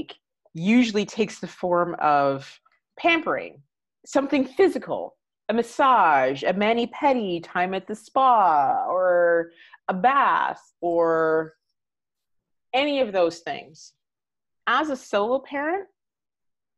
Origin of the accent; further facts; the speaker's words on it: Canada; being Canadian